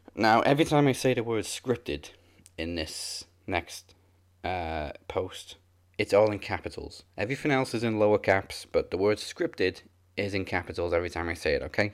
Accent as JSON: {"language": "English", "region": "Wales", "country": "United Kingdom", "said": "I'm Welsh. I'm supposed to be able to, but I never learned how to."}